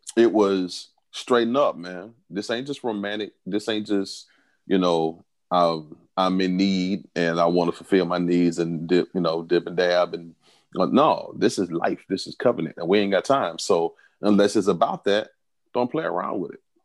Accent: the South, United States; I'm from the South, so where I'm from, we call them cut buddies

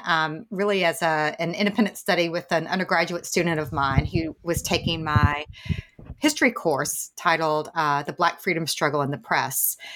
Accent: Tennessee, United States; I grew up in the South in East Tennessee

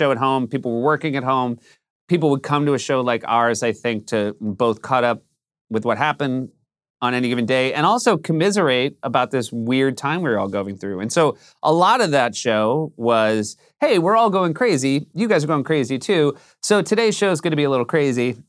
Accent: New Hampshire, United States; moved away; I come from a very white part of New Hampshire

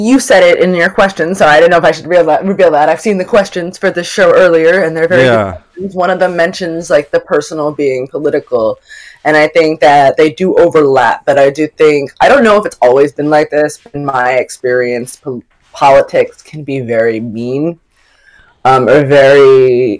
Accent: New York City, New York, United States; I grew up in Brooklyn

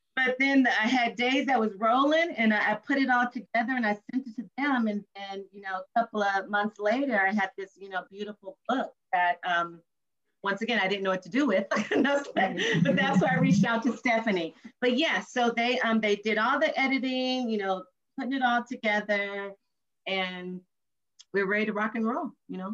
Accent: Compton, California, United States; my mother had me when she was 17 years old and born and raised in Compton, California

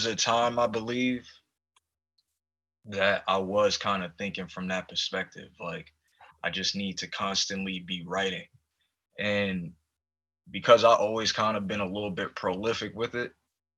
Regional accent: New York City, New York, United States; also born or lived in Poconos, Pennsylvania; now in Seattle, United States; I grew up in East Harlem

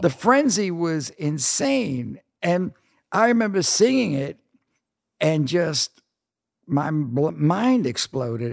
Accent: New York City, New York, United States; moved away as an adult; also born or lived in California; I grew up one block from Macaulay's

